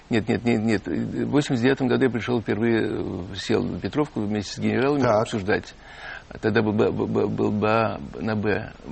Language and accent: Russian; Ivanovo, Ivanovo Oblast, Russia; now in Moscow, Russia; Конечно, потому что я, когда начал, приехал в Москву из Иванова, да, да. такой серый, скучный такой мальчик